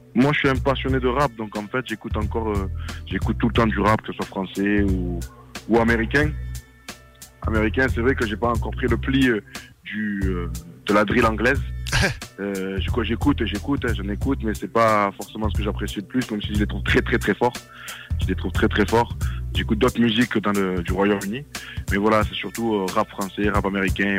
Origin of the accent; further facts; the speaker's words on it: Marseille, Provence-Alpes-Côte d'Azur, France; moi je viens de Marseille, Marseille 13e arrondissement, dans les quartiers nord.